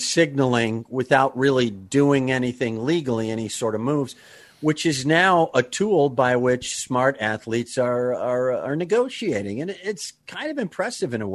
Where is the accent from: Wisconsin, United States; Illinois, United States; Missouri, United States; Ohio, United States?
Wisconsin, United States; I'm from Wisconsin